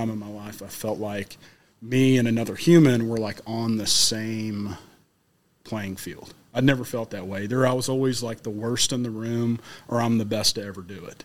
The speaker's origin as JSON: {"language": "English", "region": "Middle Tennessee", "country": "United States", "said": "I'm from Middle Tennessee. You know, I'm not from Florida"}